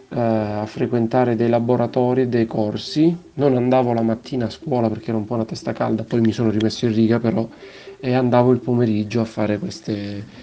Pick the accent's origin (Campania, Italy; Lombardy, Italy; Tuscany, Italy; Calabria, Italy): Calabria, Italy; Crotone; Vengo da Crotone, dal Teatro della Maruca e vado a Messina al Teatro dei Tre Mestieri.